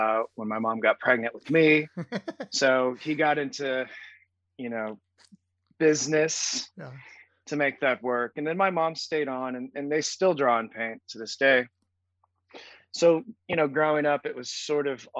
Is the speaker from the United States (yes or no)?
yes; Springfield, Missouri, United States; growing up in Southern Missouri at a public high school